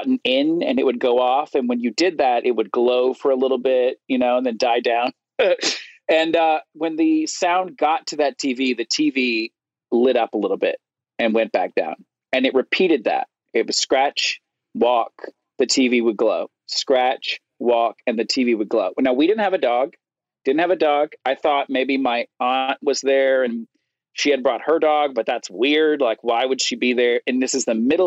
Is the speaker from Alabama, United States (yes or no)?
yes; Florence, Alabama, United States; I was living in the first house I grew up in Florence, Alabama